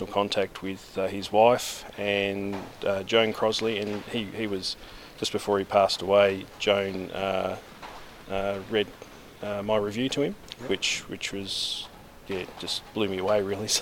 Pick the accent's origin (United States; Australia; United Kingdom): Australia; I'm Australian, so I've got the Commonwealth